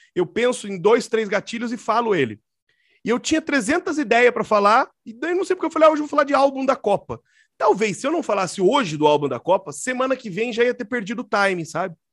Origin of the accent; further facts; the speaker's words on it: Curitiba, Paraná, Brazil; sou aqui de Curitiba